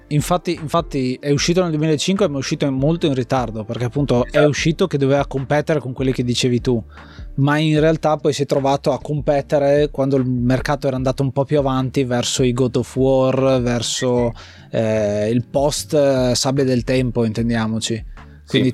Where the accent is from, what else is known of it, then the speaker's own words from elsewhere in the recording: Gorizia, Friuli-Venezia Giulia, Italy; sono nato lì, eh, sono nato a Gorizia, eh, in quella zona